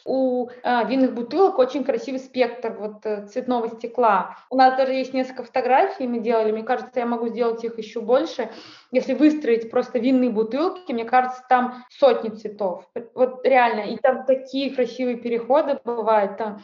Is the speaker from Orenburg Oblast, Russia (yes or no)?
no; Saint Petersburg, Russia; я из Санкт-Петербурга